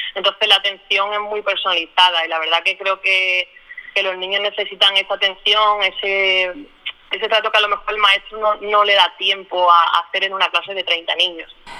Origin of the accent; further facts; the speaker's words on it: Málaga, Andalusia, Spain; soy de Málaga